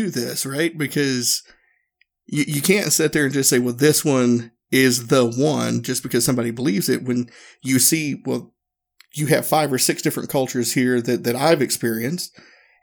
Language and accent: English; Northeast Tennessee, United States; moved away as an adult; also born or lived in Okinawa, Japan; I grew up in the South in the U.S. I grew up in Northeast Tennessee